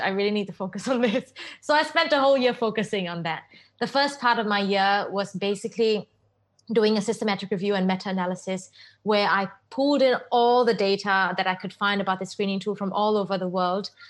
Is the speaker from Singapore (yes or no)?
yes; Singapore; I grew up in Singapore and I went to Crescent Girls School